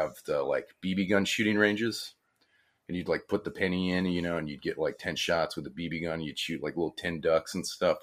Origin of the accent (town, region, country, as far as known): New Orleans, Louisiana, United States; born or raised there